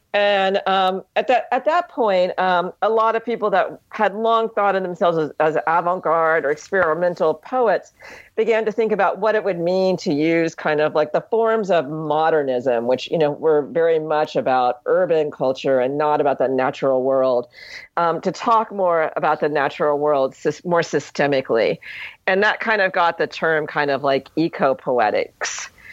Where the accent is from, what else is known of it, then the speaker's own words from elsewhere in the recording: Ohio, United States; moved away; also born or lived in Hawaii; growing up in Ohio